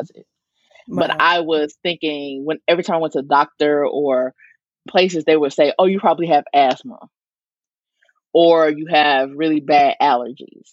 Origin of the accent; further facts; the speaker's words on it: the Delta in Arkansas, United States; I'm from the Delta in Arkansas, right off the Mississippi River